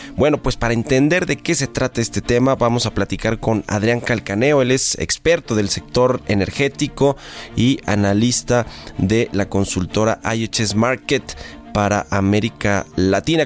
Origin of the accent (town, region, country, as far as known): Mexico